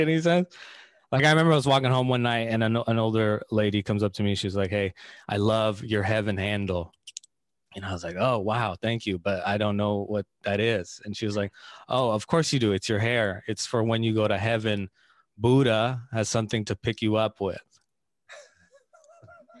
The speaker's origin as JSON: {"language": "English", "area": "Bay Area", "region": "California", "country": "United States", "tie": "born or raised there", "said": "I grew up in the Bay Area. That's where I grew up"}